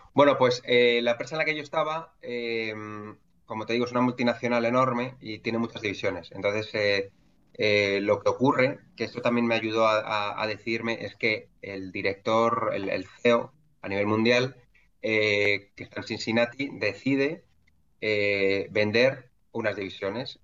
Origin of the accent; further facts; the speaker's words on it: Madrid, Community of Madrid, Spain; yo soy un madrileño de 41